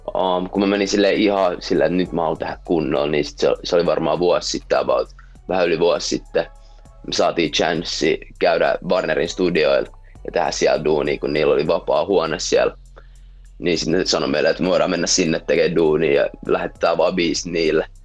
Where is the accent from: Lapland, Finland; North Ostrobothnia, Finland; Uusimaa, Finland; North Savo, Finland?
Uusimaa, Finland; Helsinki; mä oon jenkki-suomalainen, niin voi sanota. Mun mutsi on jenkeistä, se syntyi Chicago, Illinois. Ja sitten tuli Suomeen, sit jossain vaiheessa tapas mun faijan täällä, sit that's how I came to be. ja tota, um, joo, mä oon Helsingistä